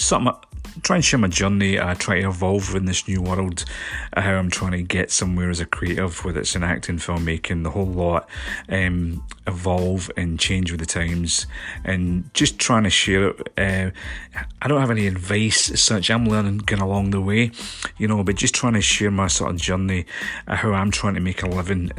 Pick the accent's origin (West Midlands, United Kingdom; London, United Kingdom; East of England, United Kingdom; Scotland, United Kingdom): Scotland, United Kingdom; I'm a filmmaker from Scotland